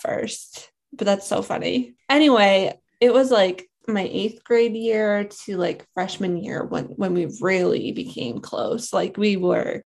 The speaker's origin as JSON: {"language": "English", "region": "Massachusetts", "country": "United States", "tie": "born or raised there", "said": "we grew up in Massachusetts. I'm still living here"}